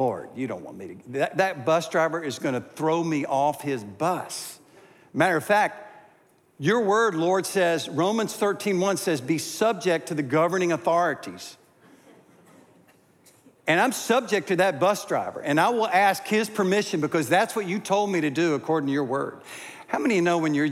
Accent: Greensboro, North Carolina, United States; to my hometown of Greensboro

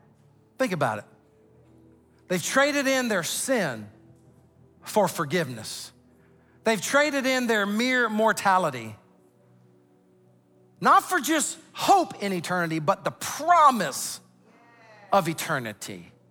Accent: Sumter, South Carolina, United States; I mean, I'm from Sumter, South Carolina. We don't fly.

